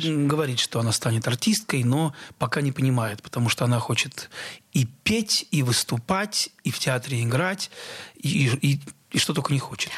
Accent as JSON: {"language": "Russian", "town": "Nova Kakhovka", "region": "Kherson Oblast", "country": "Ukraine", "tie": "born or raised there", "moved": "yes", "said": "я родился в Новой Каховке Херсонской области"}